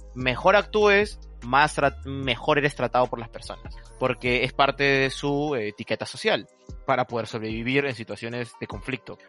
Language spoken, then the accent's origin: Spanish; Peru; yo soy de Perú